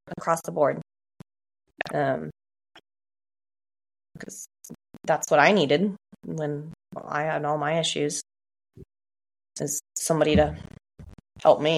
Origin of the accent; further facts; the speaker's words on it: Oregon, United States; I'm also from Oregon